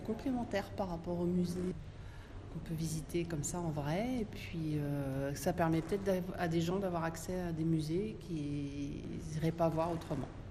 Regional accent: Nantes, Pays de la Loire, France; je viens de Nantes.

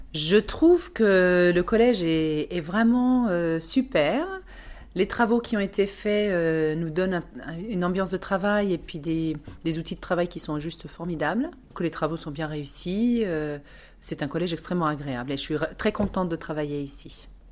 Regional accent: Mexico; also born or lived in United States; now in France; j'ai grandi euh, au Mexique

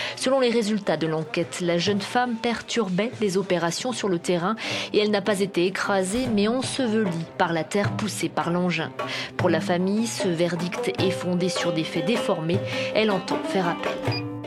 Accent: France; also born or lived in Palestine; je suis euh, française

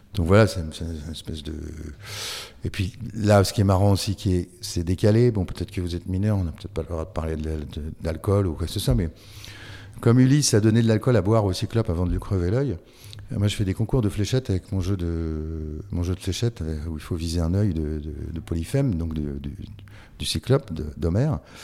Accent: France; je suis français

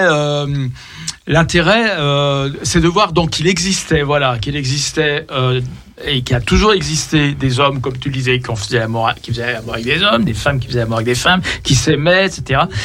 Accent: Lyon, Auvergne-Rhône-Alpes, France; Nous sommes lyonnais

